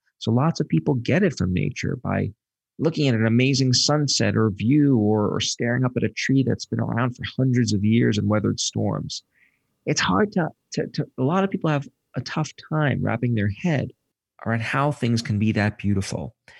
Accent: Brooklyn, New York, United States; I say safe because if it's where I grew up in Brooklyn, green spaces tended to be synonymous with spaces where you got mugged.

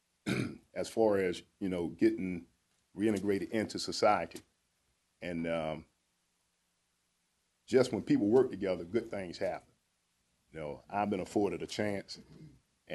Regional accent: Norfolk, Virginia, United States; I'm originally from Huntersville, but grew up out Camp Stella

